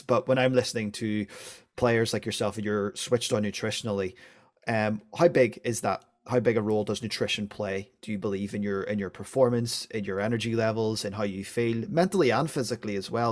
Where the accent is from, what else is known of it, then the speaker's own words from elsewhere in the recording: Northern Irish, Northern Ireland, United Kingdom; being Northern Irish